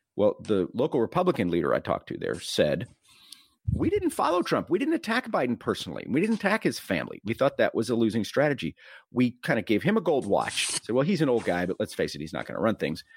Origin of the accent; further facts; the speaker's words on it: Texas, United States; I'm from Texas